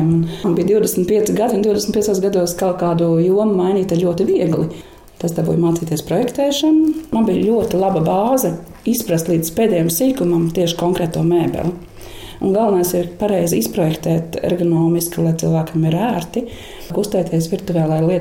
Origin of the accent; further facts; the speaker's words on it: Jurmala, Latvia; also born or lived in Tukums; Esmu dzimusi Tukumā, un mana bērnība pagāja Angurē, Jurmalā, Smilšu kalniņā, kāpās taisot eh, smilšu glezniņas ar stikliņiem